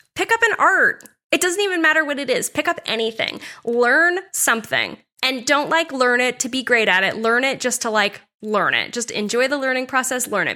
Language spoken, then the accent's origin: English; Nottingham, New Hampshire, United States; also born or lived in Dover, New Hampshire / Newmarket, New Hampshire / Durham, New Hampshire; I'm also a New Hampshire native. I've lived here my entire life